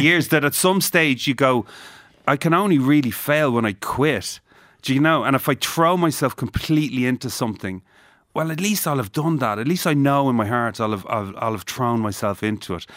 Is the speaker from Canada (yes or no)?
no; Ireland; I'm Irish